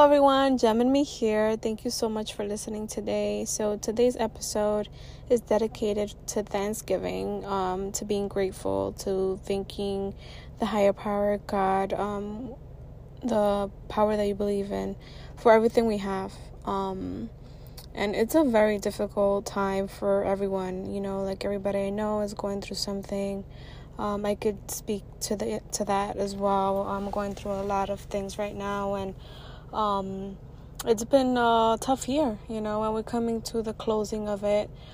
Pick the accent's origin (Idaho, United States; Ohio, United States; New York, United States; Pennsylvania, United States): New York, United States; New York City; I'm a young, proud, first generation Latina born and raised in Washington Heights.